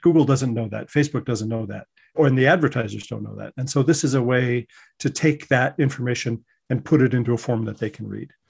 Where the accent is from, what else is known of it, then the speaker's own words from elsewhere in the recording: Colorado, United States; moved away as an adult; also born or lived in New York; I'm originally from Colorado